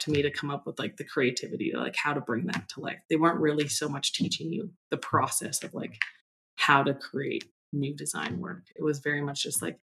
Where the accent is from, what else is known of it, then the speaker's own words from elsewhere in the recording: British Columbia, Canada; I grew up in British Columbia